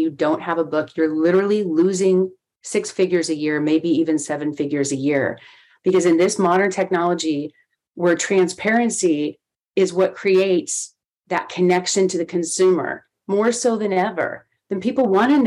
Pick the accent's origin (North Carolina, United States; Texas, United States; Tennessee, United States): Texas, United States; at a radio station in my hometown in Texas where I grew up